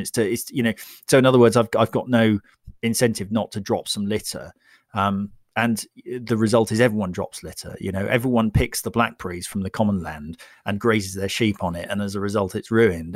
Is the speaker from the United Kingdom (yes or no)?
yes; United Kingdom; I'm British